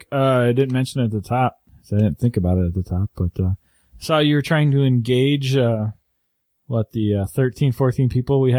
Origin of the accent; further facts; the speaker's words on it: Canada; And I'm the Canadian.